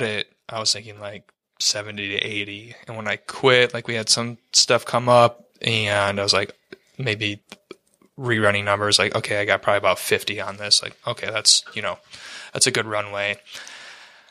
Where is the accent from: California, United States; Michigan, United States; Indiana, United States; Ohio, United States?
Michigan, United States; Ann Arbor; I'm from Ann Arbor